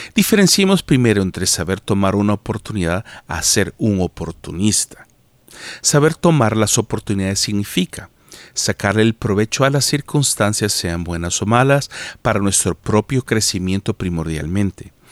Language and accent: Spanish; El Salvador; moved away as an adult; also born or lived in United States / Canada; salí del Salvador hace más de 15 años